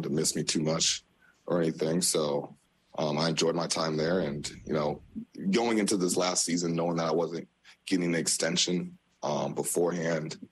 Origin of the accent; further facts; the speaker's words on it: Des Moines, Iowa, United States; moved away as an adult; also born or lived in Green Bay, Wisconsin / New York City; now in New York, United States; born and raised in the Midwest, Des Moines, Iowa